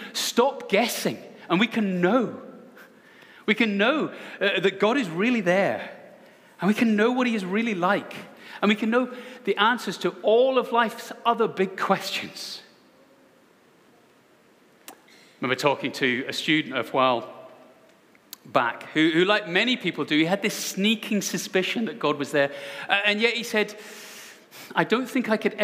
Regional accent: Scotland, United Kingdom; as a Scotsman

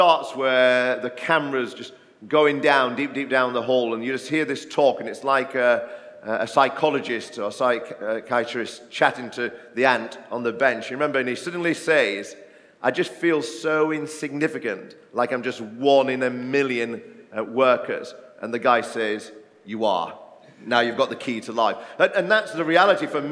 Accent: Barnsley, Yorkshire and the Humber, United Kingdom; moved away; I grew up in a mining village in South Yorkshire in Barnsley

